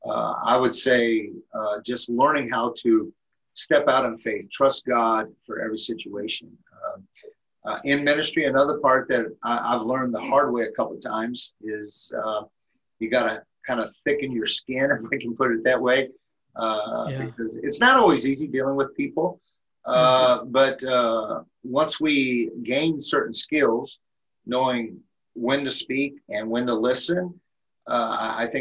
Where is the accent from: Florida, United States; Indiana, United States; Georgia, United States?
Indiana, United States; Elkhart; moved away as an adult; now in Minnesota, United States; I'm originally from Elkhart, Indiana. I'm actually a transplant into the state of Minnesota